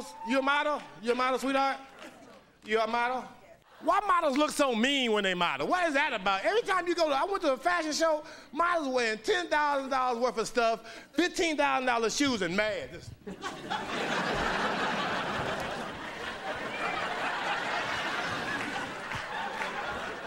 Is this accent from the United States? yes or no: yes; Oakland, California, United States; I grew up in Oakland, California